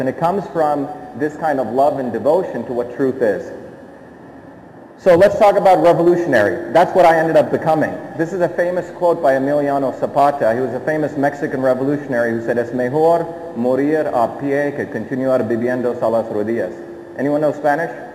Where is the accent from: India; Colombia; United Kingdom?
India; Mumbai, Maharashtra; now in United States; I grew up in the city of Bombay in Chembur. I was born there and I left.